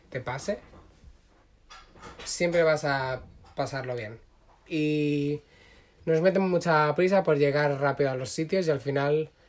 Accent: Catalonia, Spain; yo también soy catalán

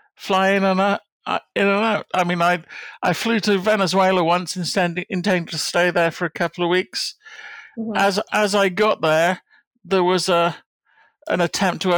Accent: Plymouth, South West England, United Kingdom; moved away as an adult; I'm from Plymouth in England, which is down in the southwest of the country. Left there to go to university

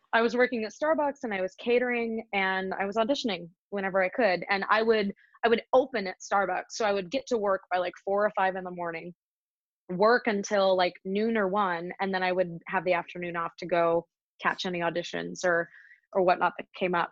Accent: Visalia, California, United States; also born or lived in Ventura, California; where I grew up and where I'm where I'm really from, I suppose, is a little town in Central California called Visalia

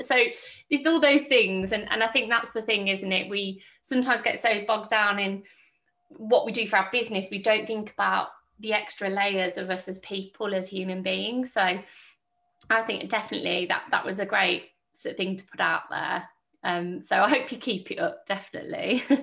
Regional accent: Birmingham, West Midlands, United Kingdom; now in Welland Valley, United Kingdom; I'm I'm a Brummie lass

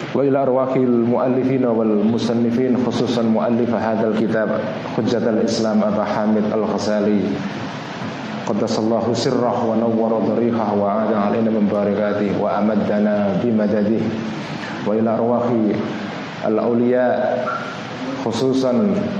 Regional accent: Pati, Central Java, Indonesia; now in Jakarta, Indonesia; saya juga orang Jawa Tengah, saya orang Pati

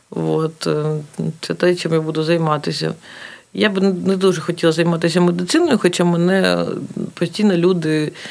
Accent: Kharkiv, Kharkiv Oblast, Ukraine; А так, ну це моє рідне місто, воно в будь-якому випадку я його люблю, плюс мені воно ну, подобається, як воно виглядає, і е, в цілому я дуже люблю це місто.

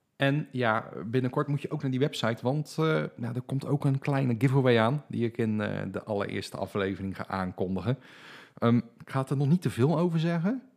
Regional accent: Dordrecht, South Holland, Netherlands; Ik ben geboren en getogen in Dordrecht. Daar woon ik nog steeds

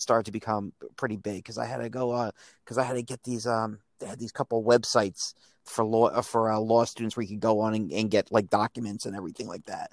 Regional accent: United States; I'm growing up in Reagan's United States

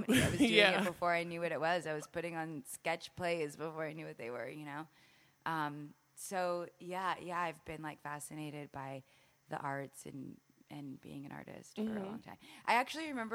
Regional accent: Los Angeles, California, United States; I grew up in the Valley, all over the Valley

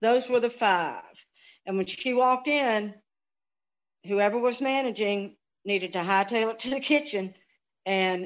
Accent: Memphis, Tennessee, United States; also born or lived in Helena, Arkansas; I grew up in Memphis, went to Messick High School, went to campus school for elementary

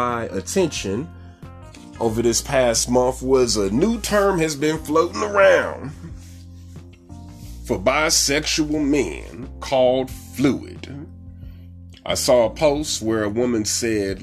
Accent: St. Louis, Missouri, United States; now in Dallas, United States; my hometown, the St. Louis Battlehawks

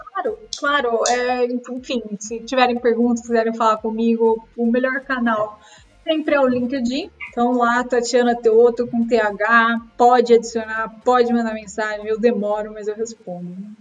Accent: Brazil; moved away as an adult

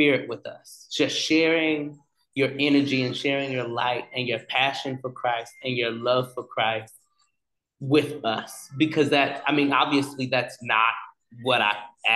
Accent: the South, United States; accent: Southern; my Southern accent came out

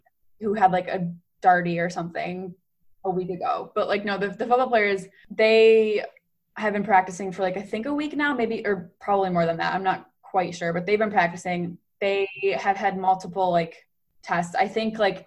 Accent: Rochester, New York, United States; moved away as an adult; now in South Bend, United States; we're from Rochester

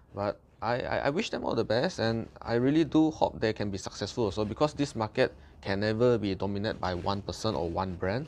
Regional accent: Malaysia; as a Malaysian, we consume rice, we consume mee

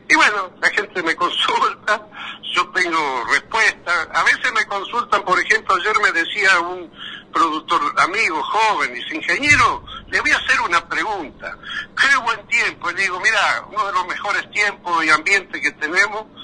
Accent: La Pampa, Argentina; llegó el tren primero a mi pueblo en La Pampa que a Coronel Suárez

